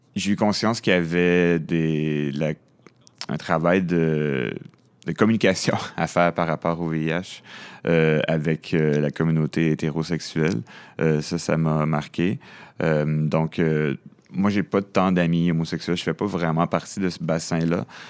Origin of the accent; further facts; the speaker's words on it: Montreal, Quebec, Canada; moi, je suis né à Montréal. Je viens de l'est de la ville